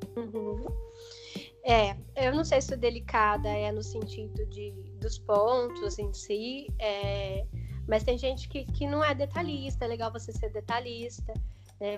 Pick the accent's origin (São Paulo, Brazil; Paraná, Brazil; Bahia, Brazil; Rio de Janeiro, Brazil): São Paulo, Brazil; interior of; Eu sou do interior de São Paulo